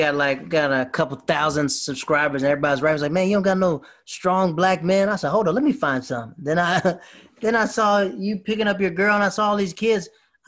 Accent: Tampa, Florida, United States; I'm from Tampa

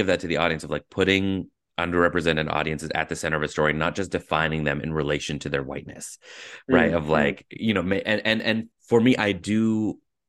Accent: Surrey, British Columbia, Canada; moved away as an adult; now in United States; growing up in Surrey, very South Asian heavy city

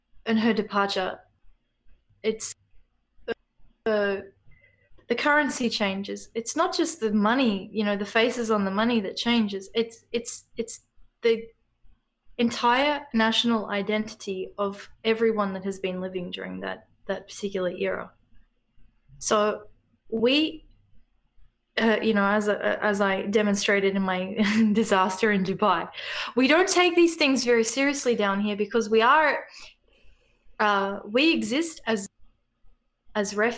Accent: Australia; I'll speak as an Australian

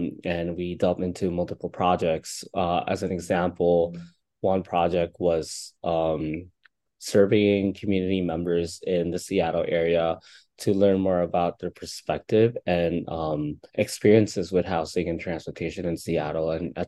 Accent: Philippines; now in United States; I'm also having problems with coming out and like being who I am as queer Filipino.

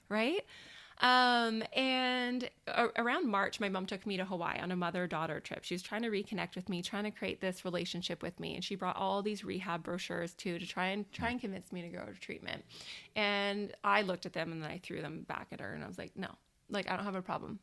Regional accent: Victoria, British Columbia, Canada; born and raised in Victoria. I've never lived anywhere else

